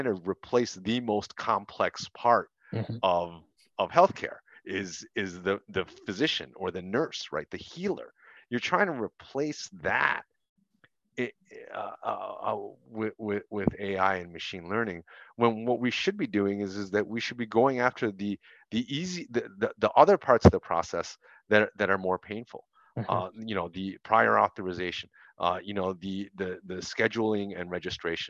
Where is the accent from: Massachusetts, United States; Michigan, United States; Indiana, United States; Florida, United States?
Michigan, United States; Detroit; I grew up in Detroit